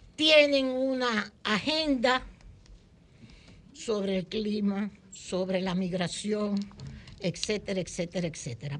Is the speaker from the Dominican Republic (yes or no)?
yes; Dominican Republic; los dominicanos